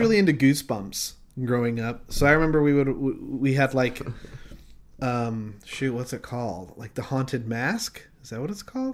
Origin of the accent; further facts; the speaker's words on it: Utah, United States; growing up in Utah